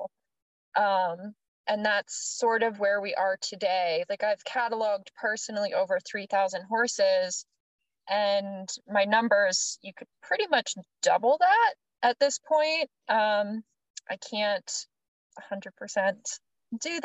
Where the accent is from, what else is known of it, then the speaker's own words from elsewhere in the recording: Maryland, United States; I'm from Maryland, and it's pretty cushy there